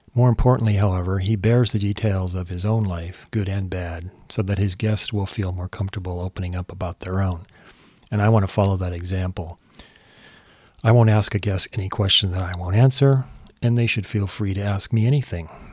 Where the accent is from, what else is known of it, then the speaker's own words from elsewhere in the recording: San Jose, California, United States; moved away; also born or lived in Honolulu, Hawaii / Davis, California / New York / Los Angeles; I was born in Honolulu, raised mostly in San Jose, California.